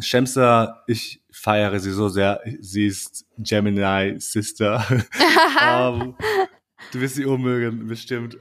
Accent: Austria; also born or lived in Kosovo; ich bin auch in Österreich aufgewachsen

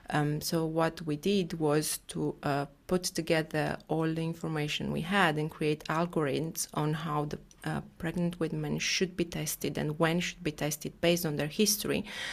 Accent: Bucharest, Romania; English is a second language; Yes, I'm from Bucharest.

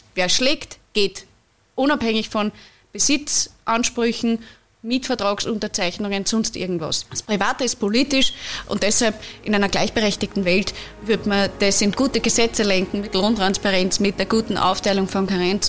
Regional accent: Upper Austria, Austria; In meinem Heimatbundesland in Oberösterreich

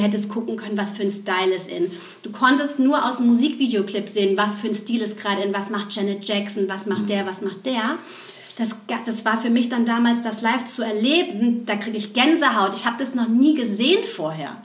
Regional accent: Aschaffenburg, Bavaria, Germany; geboren in Aschaffenburg, in so einer ganz kleinen Ortschaft in Bayern

